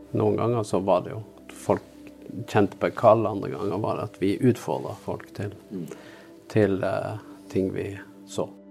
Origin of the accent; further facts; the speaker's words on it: near Bergen, Vestland, Norway; moved away; also born or lived in Oslo / Jæren; Bergen var jo den byen som var nærmest der jeg vokste opp